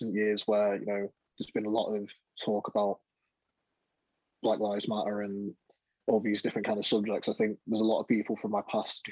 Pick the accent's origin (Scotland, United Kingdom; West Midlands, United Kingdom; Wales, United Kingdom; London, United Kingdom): London, United Kingdom; moved away; also born or lived in north of England; I was born in London, and when growing up in London, it's very multicultural